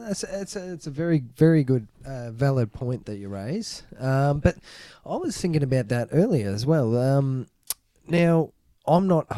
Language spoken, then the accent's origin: English; Australia; But, I'm proud to be Australian.